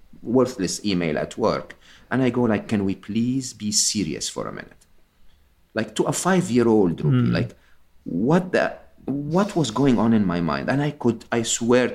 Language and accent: English; Egypt; I'm Egyptian. I was born and raised in Egypt